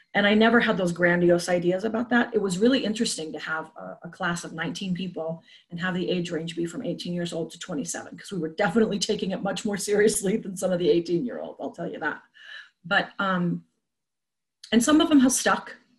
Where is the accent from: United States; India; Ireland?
United States; Salt Lake City, Utah; also born or lived in Boulder, Colorado; I grew up in Salt Lake City